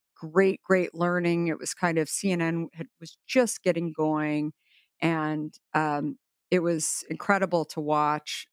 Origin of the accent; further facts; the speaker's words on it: Arizona, United States; I grew up in Arizona.